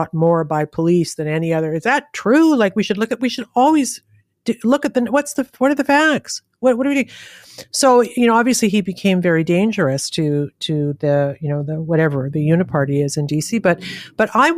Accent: Canada; I'm Canadian.

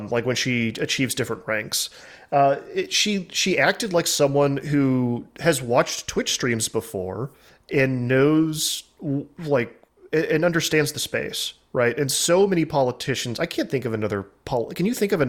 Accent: Texas, United States; I'm from Texas

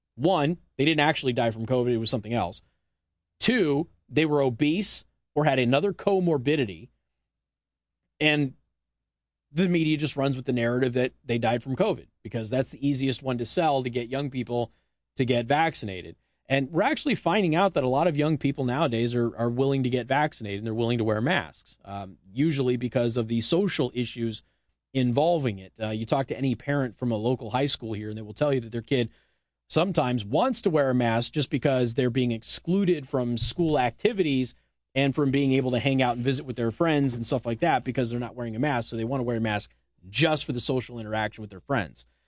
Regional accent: Las Vegas, Nevada, United States; it's my hometown.

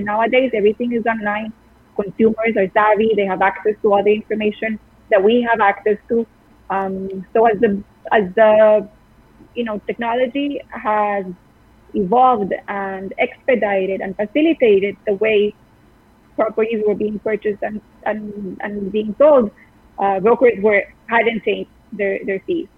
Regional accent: Costa Rica; moved away as an adult; now in New York, United States; I'm from Costa Rica. I've been in New York for eight years

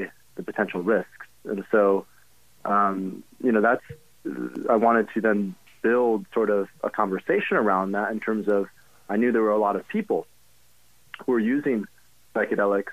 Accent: Grand Rapids, Michigan, United States; I grew up in Grand Rapids

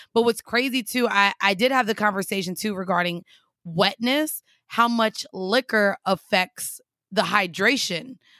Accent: Florida, United States; I'm from Florida

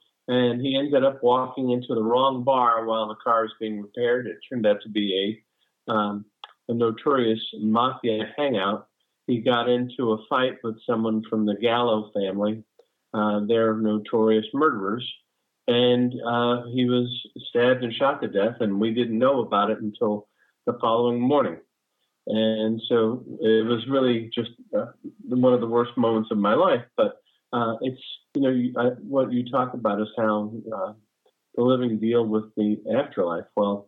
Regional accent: Brooklyn, New York, United States; born there; also born or lived in New Jersey / Los Angeles / North Carolina; I was born in Brooklyn, New York, lived in New Jersey. Then my stepdad moved us to La La Land. So we lived in LA for a while, and now I currently reside in North Carolina.

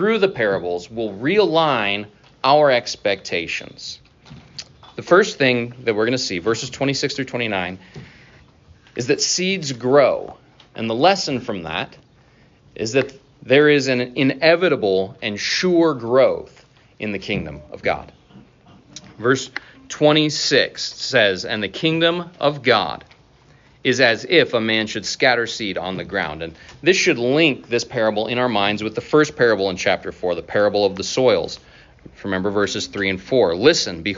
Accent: North Idaho, United States; now in Iowa, United States; growing up in North Idaho, where we had all clay soil

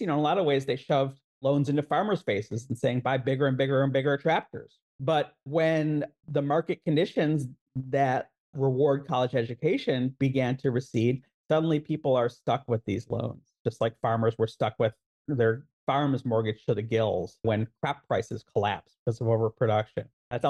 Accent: Chicago, Illinois, United States; my hometown of Chicago.

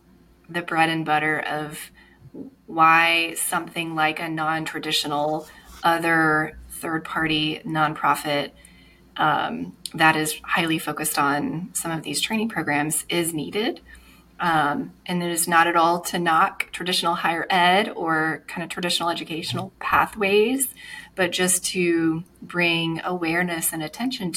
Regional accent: Alabama, United States; also born or lived in Atlanta, Georgia / Charlotte, North Carolina; now in Greenville, United States; I'm from Alabama

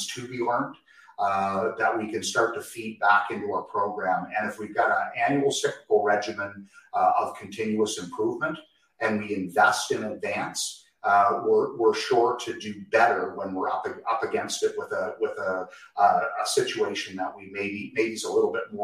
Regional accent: Canada; we hail from Canada

